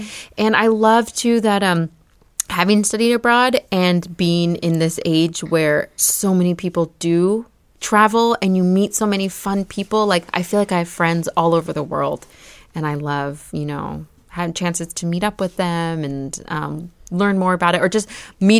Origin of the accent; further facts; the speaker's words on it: United States; growing up in the United States, we're very diverse. I grew up with a very diverse group of friends, you know, like a Vietnamese, a Romanian, people from all over.